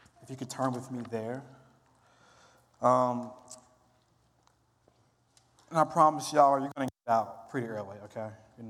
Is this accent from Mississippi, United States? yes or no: yes; Mississippi, United States; I'm from Mississippi, which is the Bible Belt